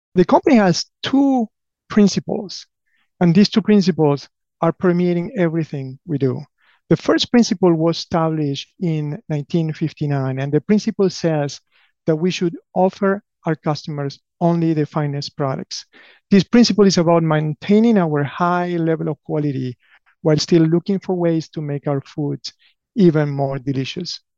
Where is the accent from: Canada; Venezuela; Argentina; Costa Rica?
Argentina; English is a second language; moved away as an adult; also born or lived in Buenos Aires / Patagonia / Durham, North Carolina; now in United States; I grew up in Argentina, alternating between Buenos Aires and the Patagonia of Argentina. I moved to the US uh, more than 25 years ago